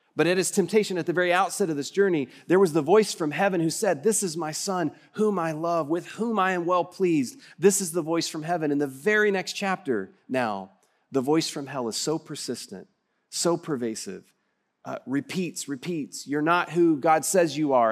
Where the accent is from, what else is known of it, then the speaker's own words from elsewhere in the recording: West Texas, United States; accent: West Texas; my West Texas accent